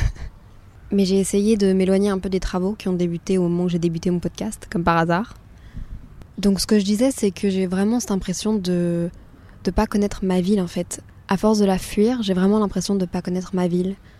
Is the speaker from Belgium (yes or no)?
yes; Brussels, Brussels-Capital Region, Belgium; je suis quand même née dans la capitale de l'Europe